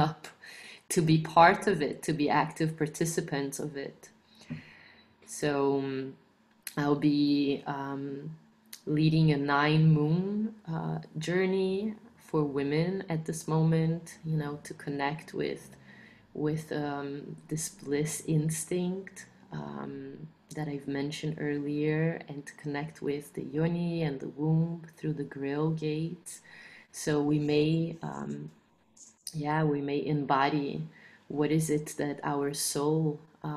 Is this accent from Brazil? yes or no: yes; Brazil; I am from Brazil